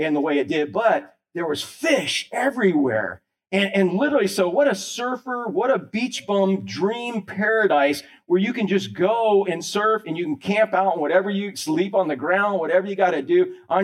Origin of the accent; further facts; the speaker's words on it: Orlando, Florida, United States; I was born and raised in Orlando, back when Orlando was a cow town